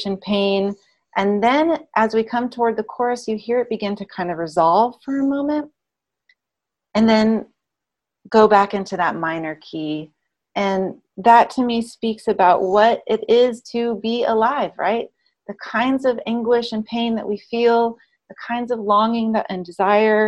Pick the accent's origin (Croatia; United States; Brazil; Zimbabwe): United States; Memphis, Tennessee; I grew up in Memphis, Tennessee, and I therefore was raised on gospel and blues music